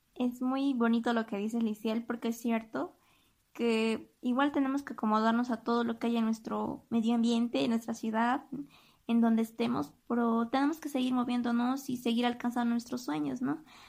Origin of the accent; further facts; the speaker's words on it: Bolivia; como bolivianos y como jóvenes